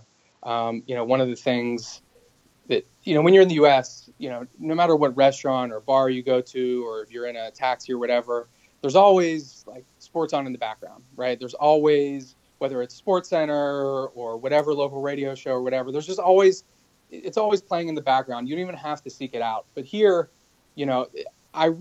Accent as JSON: {"language": "English", "country": "United States", "also_born_or_lived": "China", "moved": "as an adult", "said": "I was an American"}